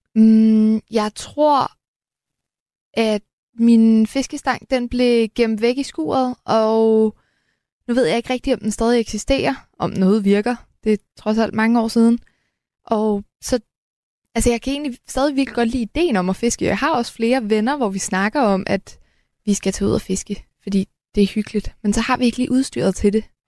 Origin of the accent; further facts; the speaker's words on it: Helsingør, Capital Region of Denmark, Denmark; jeg kommer fra Helsingør